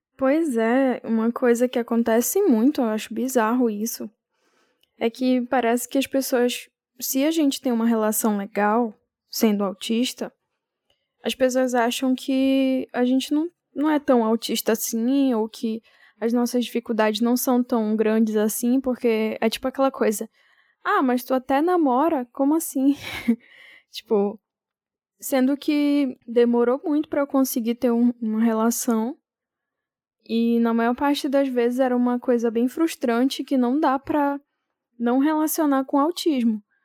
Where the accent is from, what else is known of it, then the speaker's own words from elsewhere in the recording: Amapá, Brazil; now in São Paulo, Brazil; Eu sou do Amapá, mas eu tô morando agora em São Paulo